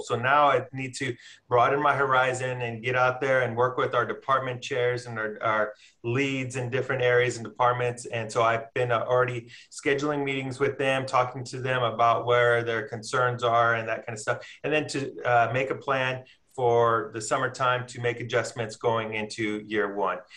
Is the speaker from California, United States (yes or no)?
yes; Watsonville, California, United States; moved away as an adult; also born or lived in Sacramento, California / Las Vegas, Nevada; now in Palm Springs, United States; I'm from a town called Watsonville, California. It's in Santa Cruz County